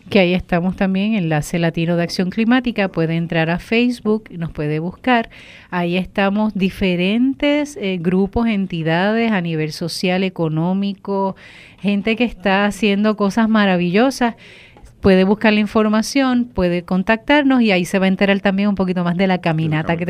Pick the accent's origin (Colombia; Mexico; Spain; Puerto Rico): Puerto Rico; Bayamón; now in Cataño, Puerto Rico; soy natural de Bayamón, pero Cataño me ha adoptado por mucho tiempo